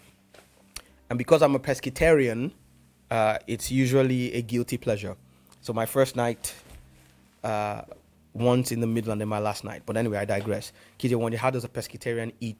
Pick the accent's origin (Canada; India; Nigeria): Nigeria; first language English; Growing up in Nigeria